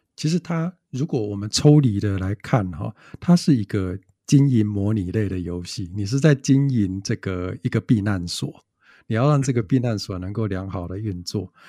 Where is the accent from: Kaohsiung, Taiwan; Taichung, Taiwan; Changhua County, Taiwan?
Taichung, Taiwan; 我们不是台北人啊，我是台中人